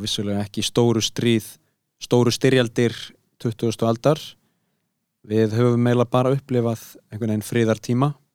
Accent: Iceland; við erum Íslandingar

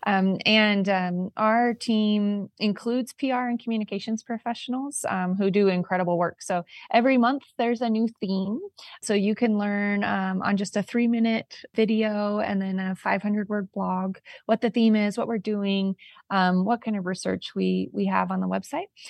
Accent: California, United States; I'm a woman from California

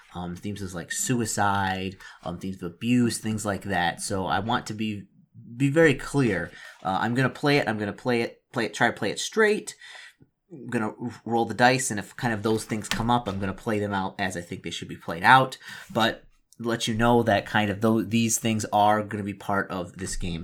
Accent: Detroit, Michigan, United States; moved away; since I'm originally from Detroit, and I know the area

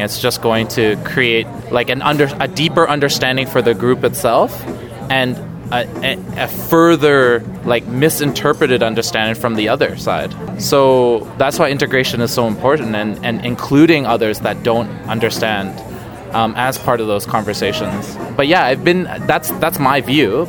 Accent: Canada; growing up in Canada

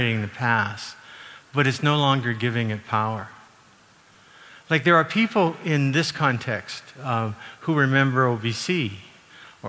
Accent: Calgary, Alberta, Canada; I grew up in Calgary

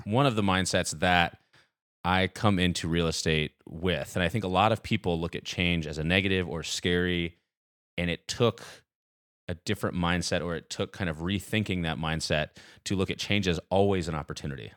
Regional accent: Nashville, Tennessee, United States; I was born and raised in Nashville, so I'm still here thirty-two years later.

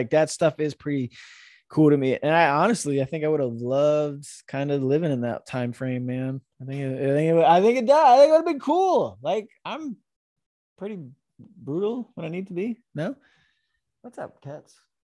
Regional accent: Florida, United States; now in Nevada, United States; I grew up in Florida, man. Like I know Florida history

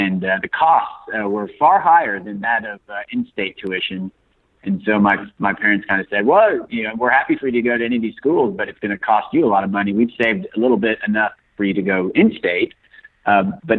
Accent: Kansas City, United States; also born or lived in Santa Fe, New Mexico; So I grew up in Kansas City. I was actually born in the Southwest in Santa Fe, New Mexico, but my parents relocated to Kansas City very early on

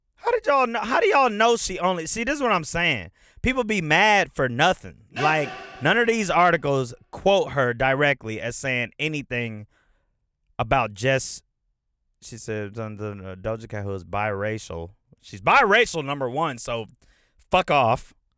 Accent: Atlanta, Georgia, United States; also born or lived in Detroit, Michigan; I've been in Atlanta since I was nine years old

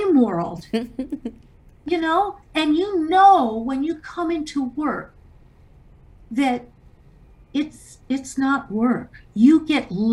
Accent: Canada; I was born in Canada

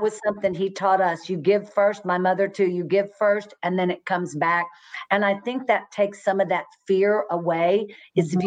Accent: Fort Worth, Texas, United States; I was born and raised in Fort Worth

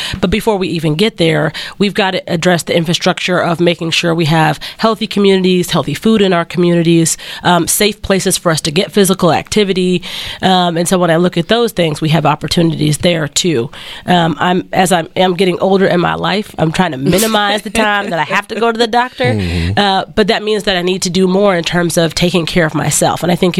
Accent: Texarkana, Texas, United States; I'm where I grew up in Texarkana, I love it

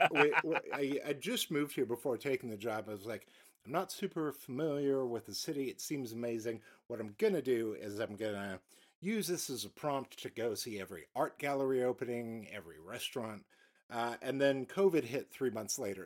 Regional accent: United States; as an American

